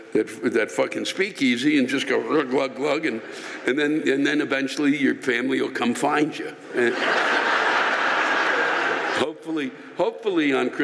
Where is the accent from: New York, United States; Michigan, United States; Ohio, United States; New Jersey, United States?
New York, United States; Long Island; I was born on Long Island, have lived here my entire life, and have family here.